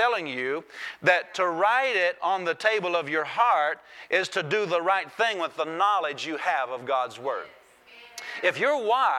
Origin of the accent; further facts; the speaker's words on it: Iowa, United States; I grew up in Iowa.